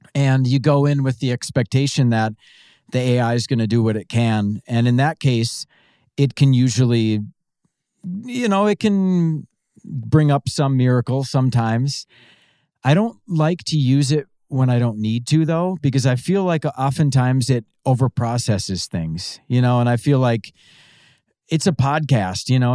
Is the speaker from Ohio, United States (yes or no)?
no; Pine City, Minnesota, United States; I am originally from a small town called Pine City, Minnesota